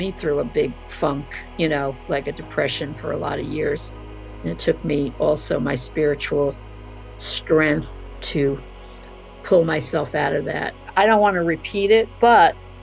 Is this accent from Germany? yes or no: no; New Jersey, United States; moved away; also born or lived in San Francisco; Growing up in New Jersey and coming from that family that rejected me